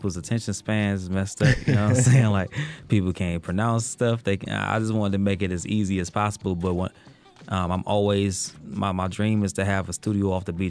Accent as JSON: {"language": "English", "town": "Detroit", "region": "Michigan", "country": "United States", "said": "I'm from Detroit. I come from that musical background."}